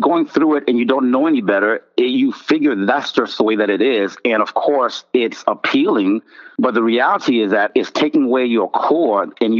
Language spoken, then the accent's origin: English; Port-au-Prince, Haiti; moved away; I was born in Port-au-Prince, Haiti. And so the upbringing, if you would, was nothing but voodoo.